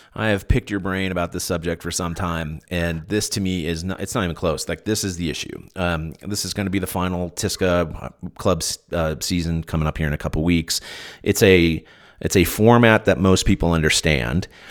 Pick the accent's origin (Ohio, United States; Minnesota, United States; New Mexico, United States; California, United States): California, United States; moved away; growing up in California